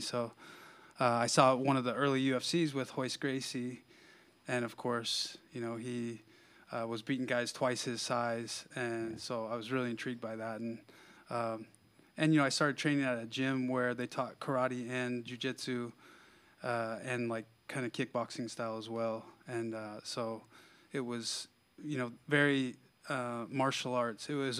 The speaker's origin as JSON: {"language": "English", "town": "Denver", "region": "Colorado", "country": "United States", "tie": "born or raised there", "said": "In Denver, like, okay. Yeah, Denver metro area."}